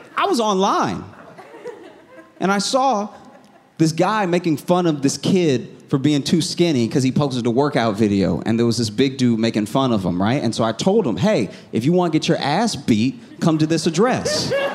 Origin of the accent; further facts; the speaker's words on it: the South, United States; I was raised in the South